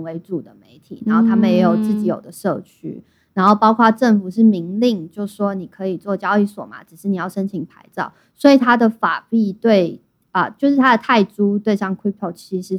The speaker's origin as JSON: {"language": "Chinese", "country": "Thailand", "said": "包括因为我是泰国人，我在那边就是税就比较高，"}